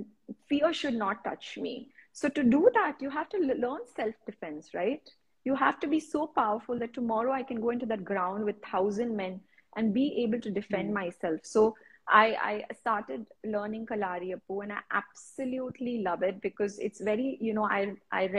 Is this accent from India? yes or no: yes; India; as Indian women